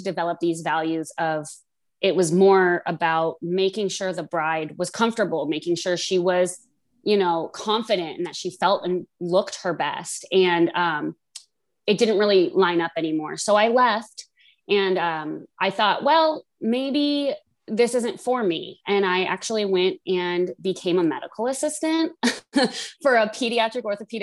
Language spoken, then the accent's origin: English; Las Vegas, Nevada, United States; moved away as an adult; also born or lived in Des Moines, Iowa; now in Iowa, United States; I'm from Des Moines originally, but grew up in Las Vegas